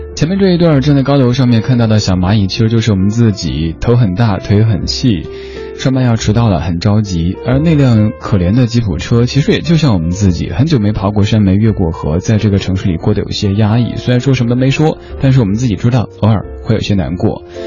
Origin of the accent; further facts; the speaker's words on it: Chengdu, Sichuan, China; moved away; 我成都人